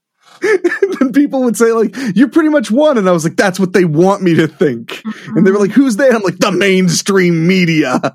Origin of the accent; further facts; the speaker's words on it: Midwest, United States; I'm from the Midwest. I work in show business in the Midwest